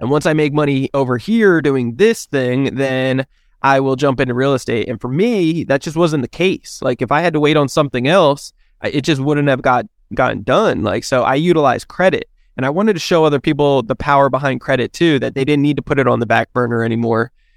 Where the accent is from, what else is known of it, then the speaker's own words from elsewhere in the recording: New Jersey, United States; now in San Diego, United States; I'm originally from New Jersey, but I live here in San Diego, California